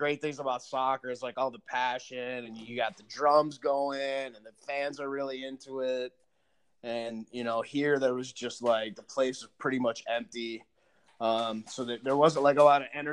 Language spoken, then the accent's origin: English; Rochester, New York, United States; I grew up in Rochester, a huge, you know, huge soccer town